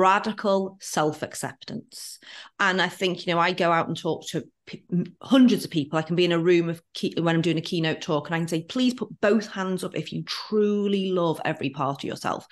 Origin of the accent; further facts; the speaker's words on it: near Liverpool, North West England, United Kingdom; now in Auckland, New Zealand; I'm from near Liverpool in England